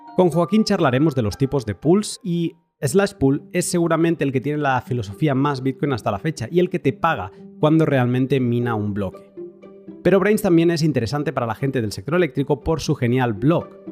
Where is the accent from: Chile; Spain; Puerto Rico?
Spain; Barcelona, Catalonia; moved away; also born or lived in northern Europe; yo soy de Barcelona, pero me he ido a vivir al norte de Europa